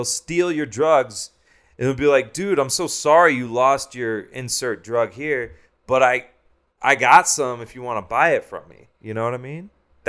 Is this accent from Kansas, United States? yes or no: yes; Shawnee, Kansas, United States; I'm from Shawnee, yeah. Oh. Shawnee, Kansas.